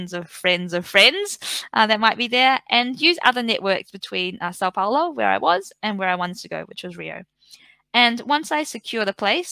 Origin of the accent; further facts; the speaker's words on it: Napier, Hawke's Bay, New Zealand; now in Melbourne, Australia; I am from New Zealand. I'm from a small regional town or city, I guess, called Napier.